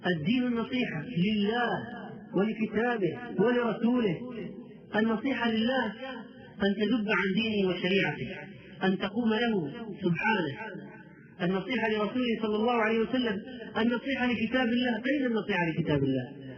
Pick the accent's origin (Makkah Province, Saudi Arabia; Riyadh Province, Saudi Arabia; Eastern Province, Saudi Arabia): Makkah Province, Saudi Arabia; Jeddah; عندنا في جده